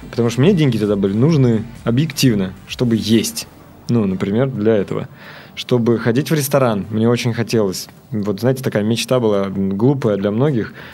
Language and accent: Russian; Cheboksary, Chuvashia, Russia; now in Moscow, Russia; Да, она начинается тогда, когда я переехал в Москву. Я сам родом из Чебоксар. Ну вот, э, я, мы там жили, родились. Э, Чебоксары был город достаточно интересный, забавный.